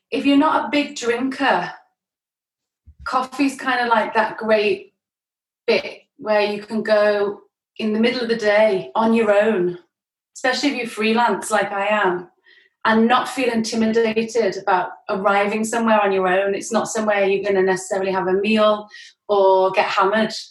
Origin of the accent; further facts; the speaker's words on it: Worcestershire, West Midlands, United Kingdom; moved away as an adult; now in Liverpool, United Kingdom; Worcestershire in the West Midlands mm. on the River Severn. It's like a little town where it's good to grow up in and grow old